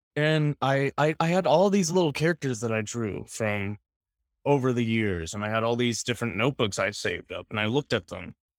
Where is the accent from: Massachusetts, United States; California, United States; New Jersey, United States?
California, United States; Northern; moved away as an adult; now in Portland, United States; I am from California, Northern California